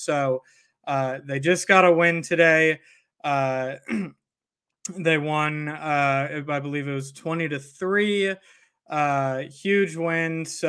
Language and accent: English; St. Louis, Missouri, United States; I grew up in St. Louis